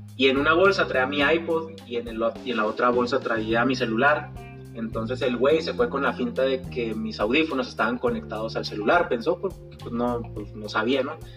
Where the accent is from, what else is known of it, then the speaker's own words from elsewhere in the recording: Chihuahua, Mexico; soy de Chihuahua, Chihuahua